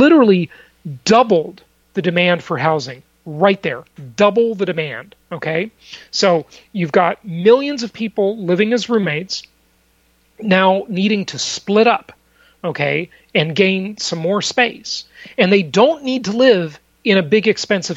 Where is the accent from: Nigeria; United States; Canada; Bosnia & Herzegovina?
United States; Los Angeles, California; moved away as an adult; also born or lived in Newport Beach, Orange County, California; now in Palm Beach, United States; I grew up in Los Angeles